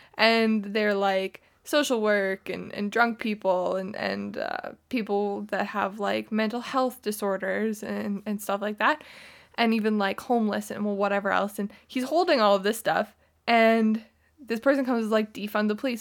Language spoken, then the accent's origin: English; Canada; I grew up in Canada